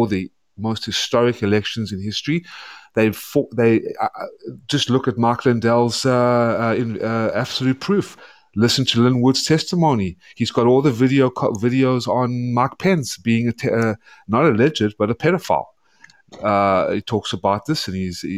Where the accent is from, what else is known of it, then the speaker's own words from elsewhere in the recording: South Africa; also born or lived in Atlanta, Georgia, United States; now in United States; I come from South Africa. I had to flee. My family fled Nazi Germany. Were mostly wiped out. They fled to South Africa. That's where I was born